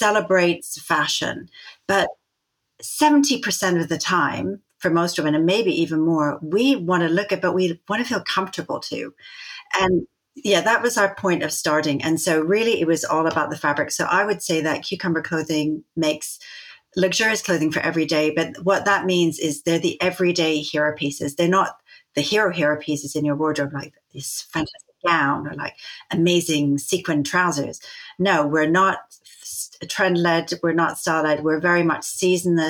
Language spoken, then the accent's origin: English; Vancouver, British Columbia, Canada; moved away as an adult; now in England; I grew up in Vancouver